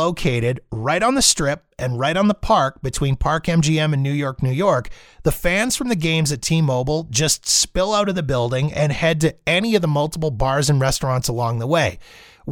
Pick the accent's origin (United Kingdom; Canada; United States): Canada; Winnipeg, Manitoba; now in Calgary, Canada; We're both originally from Winnipeg, Manitoba, the home of the Jets